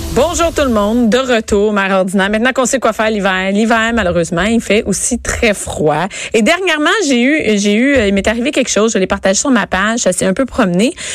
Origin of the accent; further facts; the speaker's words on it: Rosemère, Quebec, Canada; je viens de Rosemère